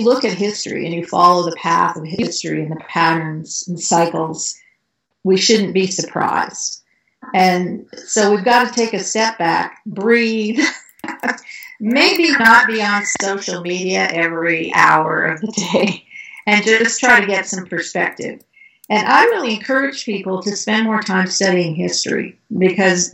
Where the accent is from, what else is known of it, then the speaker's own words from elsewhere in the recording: Canada; moved away; I grew up in Canada